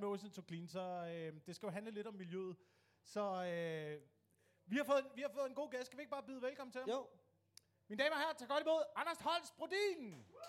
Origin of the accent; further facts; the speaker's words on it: Denmark; vi som danskere